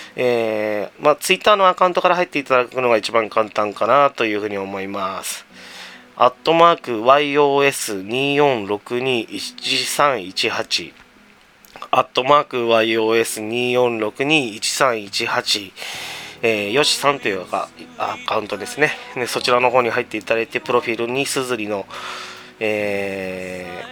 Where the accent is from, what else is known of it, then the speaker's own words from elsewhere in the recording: Tama, Tokyo, Japan; 僕の地元にあるこのチェーン店の紹介をしたいと思いますはいえー、店名極楽湯多摩センター店